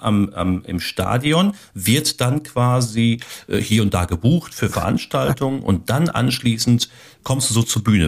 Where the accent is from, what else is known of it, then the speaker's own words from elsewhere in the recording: Ruhr area, North Rhine-Westphalia, Germany; now in Steinfurt, Germany; da bin ich ja aus dem Ruhrgebiet